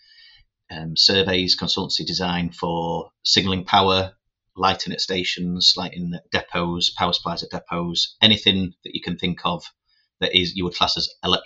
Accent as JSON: {"language": "English", "town": "Doncaster", "region": "Yorkshire and the Humber", "country": "United Kingdom", "tie": "born or raised there", "also_born_or_lived": "Birmingham", "said": "when I was growing up in Doncaster"}